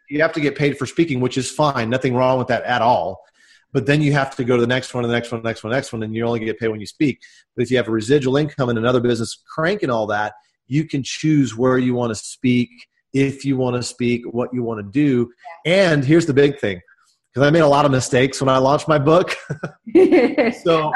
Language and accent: English; Dallas, Texas, United States; I'm from the Dallas, Texas area, and uh, I grew up in the states